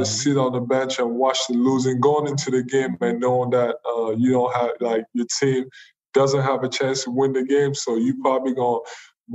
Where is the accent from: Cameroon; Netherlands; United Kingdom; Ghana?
Cameroon; now in United States; I'm not from here, I'm from Cameroon